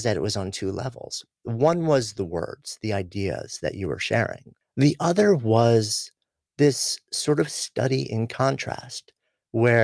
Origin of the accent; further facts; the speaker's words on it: New York, United States; I am from New York, raised Jewish